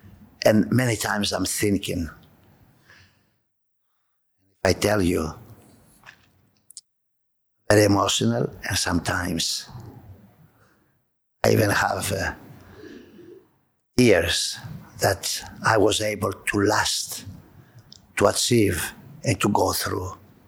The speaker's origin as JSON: {"language": "English", "town": "Montreal", "region": "Quebec", "country": "Canada", "said": "when I came from Montreal, I always loved public."}